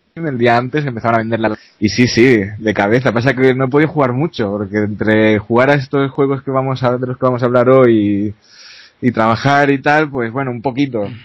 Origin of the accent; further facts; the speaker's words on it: a small town near Barcelona, Catalonia, Spain; yo soy de un pueblecito cercano a Barcelona